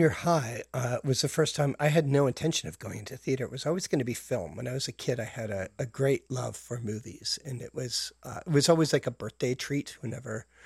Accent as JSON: {"language": "English", "town": "Calgary", "region": "Alberta", "country": "Canada", "tie": "born or raised there", "also_born_or_lived": "Brampton, Ontario", "moved": "yes", "lives_now": "Toronto, Canada", "said": "Uh, I was born in Brampton. What? I know, exotic. Uh, and but I was raised in Calgary."}